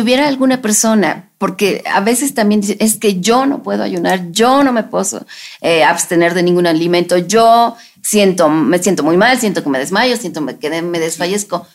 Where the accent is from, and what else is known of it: Mexico